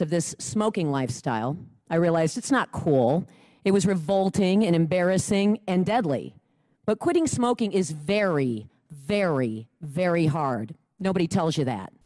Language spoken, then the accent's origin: English; Lake Mills, Wisconsin, United States; I'm from Lake Mills, Wisconsin